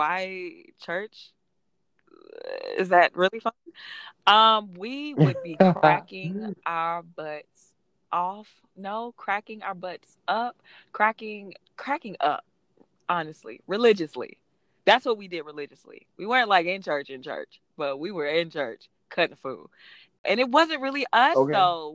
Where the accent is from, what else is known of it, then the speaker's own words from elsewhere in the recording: Atlanta, Georgia, United States; I was born in Atlanta and I lived there